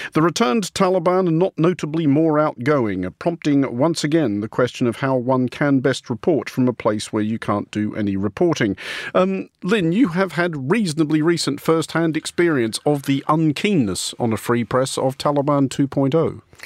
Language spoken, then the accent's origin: English; Australia; as an Australian